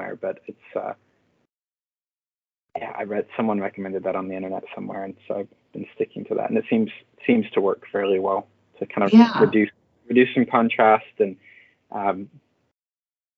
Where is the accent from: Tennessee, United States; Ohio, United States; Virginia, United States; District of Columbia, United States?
Tennessee, United States; Nashville; moved away as an adult; now in Colorado, United States; I'm originally from Tennessee. I moved from Nashville to Colorado a couple years ago.